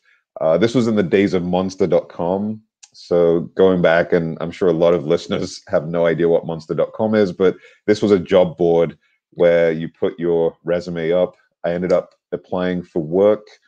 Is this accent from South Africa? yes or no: no; United Kingdom; moved away as an adult; also born or lived in New York; now in New Jersey, United States; My parents moved us to the UK. In the UK, I was raised and educated there throughout high school, college, university